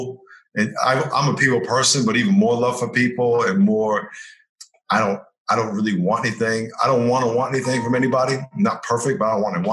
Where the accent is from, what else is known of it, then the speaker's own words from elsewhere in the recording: New York, United States; I grew up in New York